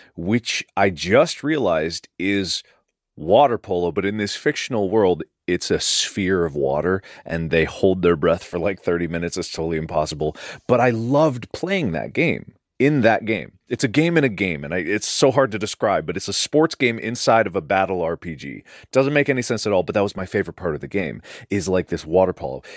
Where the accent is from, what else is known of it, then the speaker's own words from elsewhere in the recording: Cincinnati, Ohio, United States; moved away; Cincinnati, my hometown too